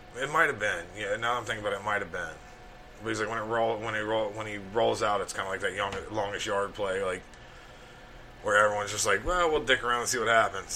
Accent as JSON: {"language": "English", "region": "Alabama", "country": "United States", "tie": "born or raised there", "said": "growing up in Alabama"}